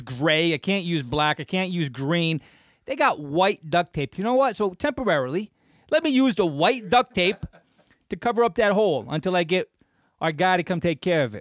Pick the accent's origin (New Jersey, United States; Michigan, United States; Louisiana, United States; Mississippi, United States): New Jersey, United States; Clifton; growing up in Clifton